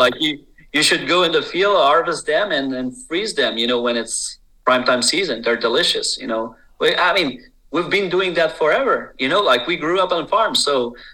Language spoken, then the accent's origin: English; Quebec, Canada